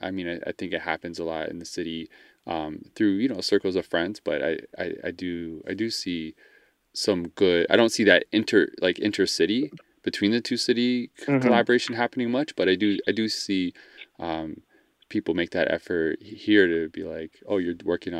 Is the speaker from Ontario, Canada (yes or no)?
yes; Toronto, Ontario, Canada; growing up in Scarborough and like just everyone I know who's from Scarborough